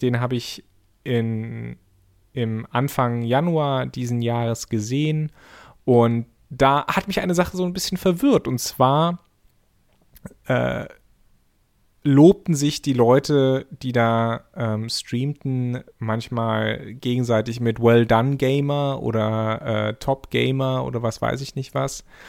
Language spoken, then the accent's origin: German; East Germany, Germany; ich bin in der DDR geboren